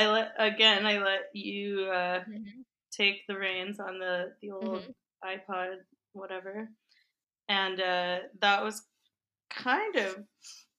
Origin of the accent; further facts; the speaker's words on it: Canada; as a Canadian hockey player / wannabe musician